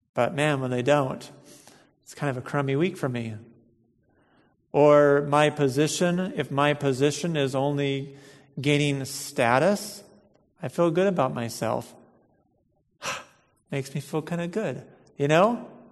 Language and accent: English; United States; We're American Christians, and I think in our culture here